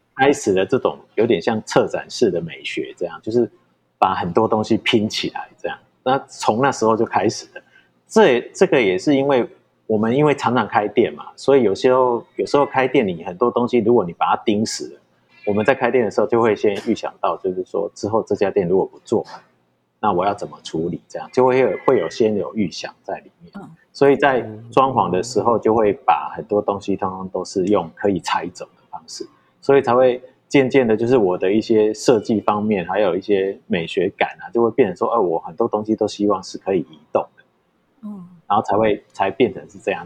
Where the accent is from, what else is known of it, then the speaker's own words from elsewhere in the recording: Changhua County, Taiwan; 回来我们彰化这边的时候，其实我那时候在永乐街上面，我也有四家店